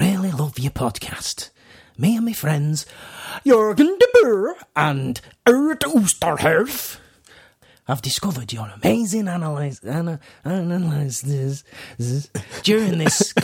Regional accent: Yorkshire and the Humber, United Kingdom; I'm not Australian, I'm from Yorkshire

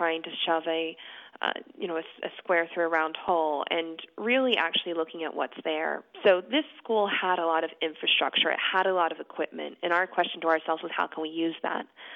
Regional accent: New Hope, Pennsylvania, United States; now in Philadelphia, United States; I was born in Philadelphia, not in South Philadelphia, actually closer to North Philadelphia, and then we moved out to a suburban community called New Hope, which is about 45 minutes out of the city, when I was about 6

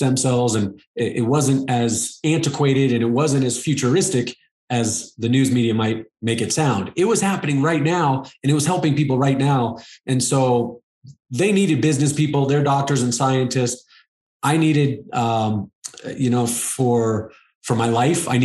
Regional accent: Arizona, United States; I live in Arizona. I grew up in Arizona.

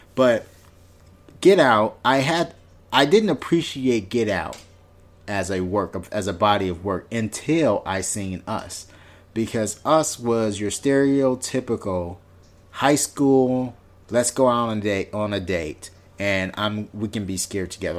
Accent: Inglewood, California, United States; my hometown, which is in Inglewood

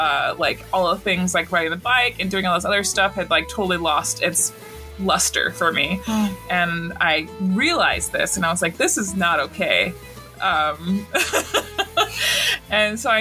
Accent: Montana, United States; I'm from Montana

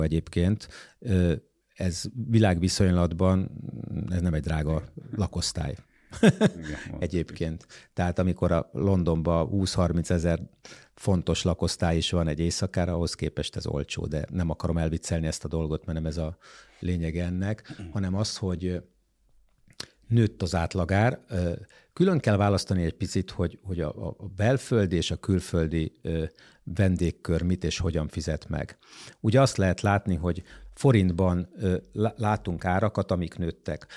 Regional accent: Budapest, Hungary; magyar emberként, budapestiként, itt élőként

